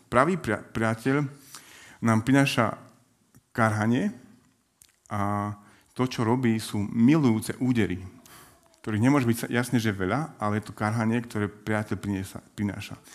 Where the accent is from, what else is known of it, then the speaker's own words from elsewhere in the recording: Prešov, Prešov Region, Slovakia; now in Bratislava, Slovakia; Pôvodne som z Prešova